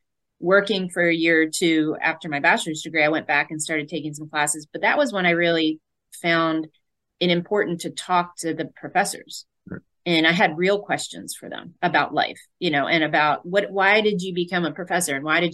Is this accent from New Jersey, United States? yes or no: yes; Northfield, New Jersey, United States; Jersey girl at heart, born and raised in South Jersey, Northfield, New Jersey